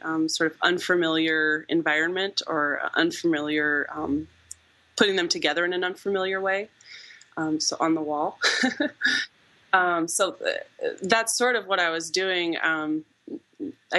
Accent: Omaha, Nebraska, United States; moved away as an adult; also born or lived in Missouri / Illinois; I grew up in Nebraska

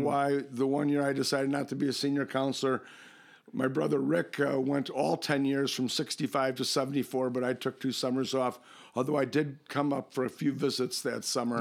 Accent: Lincolnwood, Illinois, United States; also born or lived in Northbrook / Chicago / Evanston; now in Wilmette, United States; we grew up in Lincolnwood and, uh, I'm living in Wilmette now

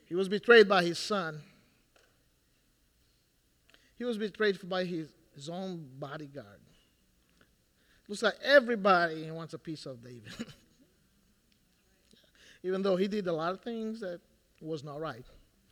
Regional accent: Brazil; moved away; I'm Brazilian

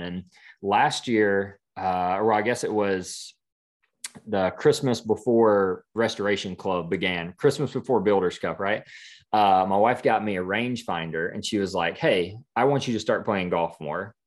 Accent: Clinton, South Carolina, United States; moved away as an adult; also born or lived in Greenwood, South Carolina; now in Franklin, United States; born and raised in South Carolina, so near Greenville, small, small town called Clinton

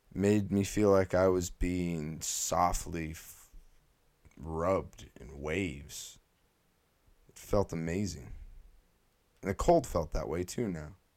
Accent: California, United States; moved away; also born or lived in the north; I was born in California

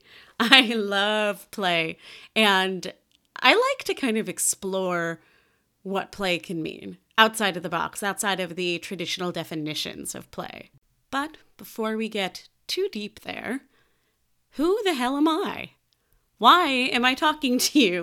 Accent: Chicago, Illinois, United States; I grew up in Chicago, Illinois, to the aforementioned Jewish-Italian household

